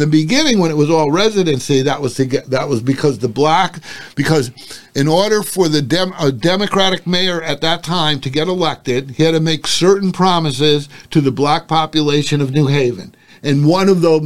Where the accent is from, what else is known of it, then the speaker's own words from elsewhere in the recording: New Haven, Connecticut, United States; When I was young, I grew up in New Haven for like 6 years. Then we moved to a contiguous town. But, I mean, New Haven was where I went, YMCA, played basketball, football, the whole thing, all in New Haven. So New Haven was where I grew up